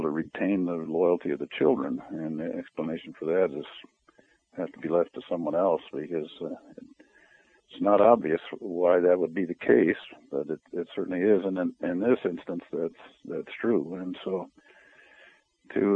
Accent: Denver, Colorado, United States; also born or lived in Utah / Arizona; now in Alaska, United States; I was born and raised in Denver, Colorado, lived most of my life in Alaska

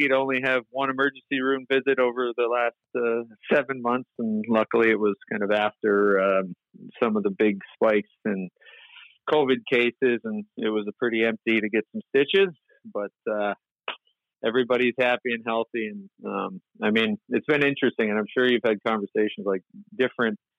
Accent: near Windsor, Ontario, Canada; I grew up near Windsor, Ontario, across from Detroit

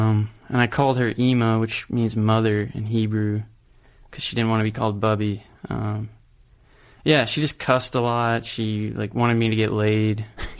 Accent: Kansas City, United States; born there; also born or lived in California; Yeah, I was born in Kansas City.

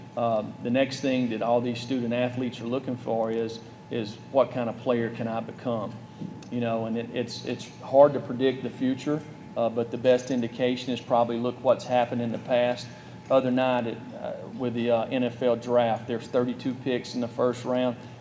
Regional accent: North Alabama, United States; now in Tennessee, United States; I grew up in North Alabama

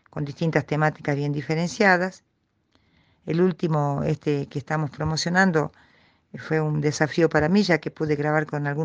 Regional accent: Salta, Argentina; also born or lived in Purmamarca; actualmente vivo en dos lugares del norte, en la ciudad de Salta, donde nací, donde estudié, en la UNSA, donde tengo mis amigos, mis afectos, una gran parte de mi familia, y Purmamarca, una tierra de mis abuelitos

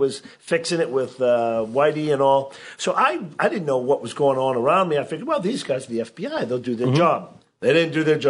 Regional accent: Boston, Massachusetts, United States; I grew up in Boston, and I was the youngest of three boys.

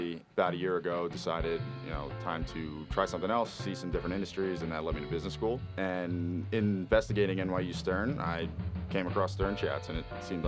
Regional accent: New Jersey, United States; moved away as an adult; now in Massachusetts, United States; I grew up in New Jersey

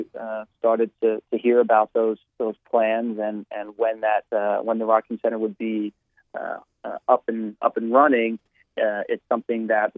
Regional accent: New Jersey, United States; moved away as an adult; I still tell them I'm from New Jersey because I feel that that's, you know, where I spent my first 22, 23 years of my life

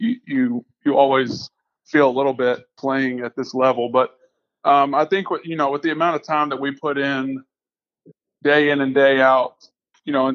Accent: Atlanta, Georgia, United States; also born or lived in Baton Rouge, Louisiana / Buffalo, New York; Bounced around Atlanta a little bit growing up. Grew up kind of on the north side

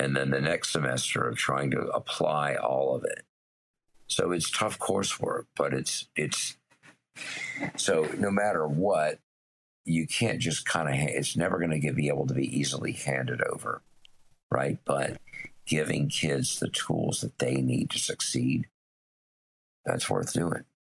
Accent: Tennessee, United States; growing up in Tennessee

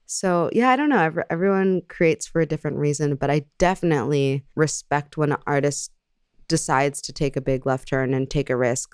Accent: El Segundo, California, United States; I grew up in El Segundo, California, which is, like, a very Caucasian neighborhood in Los Angeles

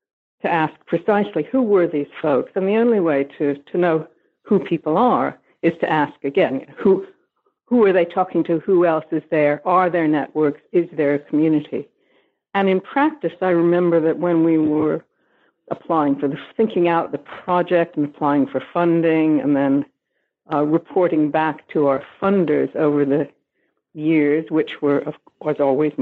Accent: New York, United States; also born or lived in Canada / United Kingdom; I am not Scottish, but I am American. I was born in New York. I did my BA in Canada, but then I went to Britain to do my PhD.

